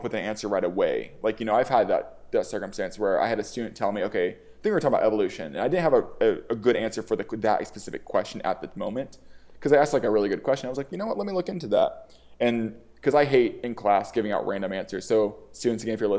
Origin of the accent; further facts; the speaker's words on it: the South, United States; growing up in the South